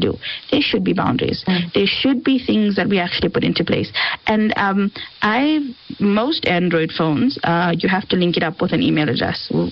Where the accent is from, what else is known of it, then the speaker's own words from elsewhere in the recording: South Africa; we're South African